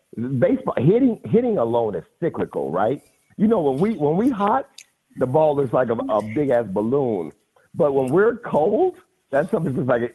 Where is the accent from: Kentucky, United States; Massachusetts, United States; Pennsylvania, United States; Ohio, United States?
Ohio, United States; Cincinnati; Okay, so I grew up in Cincinnati, in Avondale, and one of the best neighborhoods to ever grow up in because I grew up on a street with about 20 kids, Boone.